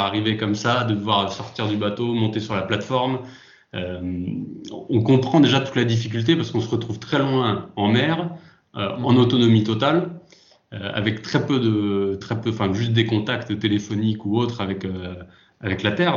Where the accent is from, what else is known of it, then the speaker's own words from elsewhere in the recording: Lyon, Auvergne-Rhône-Alpes, France; moved away as an adult; now in south-west France; je suis originaire de Lyon, expatrié dans le sud-ouest depuis quelques